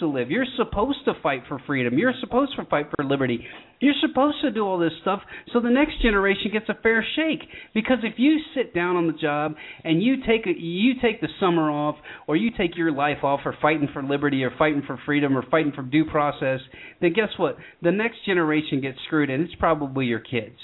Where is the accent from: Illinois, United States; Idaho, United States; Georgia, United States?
Georgia, United States; I'm born and raised in Georgia